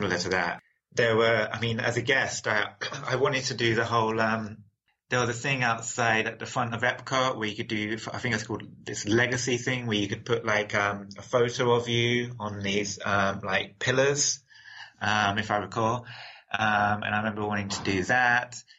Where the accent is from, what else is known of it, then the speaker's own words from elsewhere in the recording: London, United Kingdom; I was born in London, England